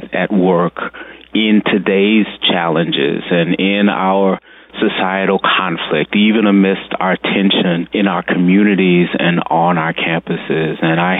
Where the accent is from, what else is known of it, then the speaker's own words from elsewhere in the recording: United States; as an American